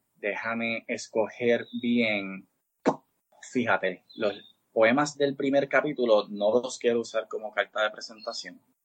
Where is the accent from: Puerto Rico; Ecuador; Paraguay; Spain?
Puerto Rico; encima somos colonia